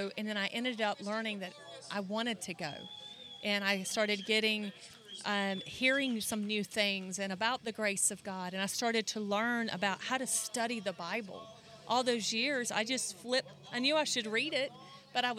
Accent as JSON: {"language": "English", "region": "North Carolina", "country": "United States", "tie": "born or raised there", "said": "we skied in the Pamlico River in North Carolina, if you can hear my accent"}